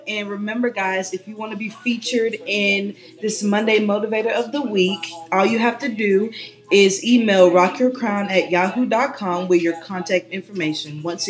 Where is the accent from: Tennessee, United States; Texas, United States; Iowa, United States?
Tennessee, United States; Chattanooga; also born or lived in Jacksonville, Florida / Tuscaloosa, Alabama; I'm from Jacksonville, Florida, but I basically grew up here in Chattanooga.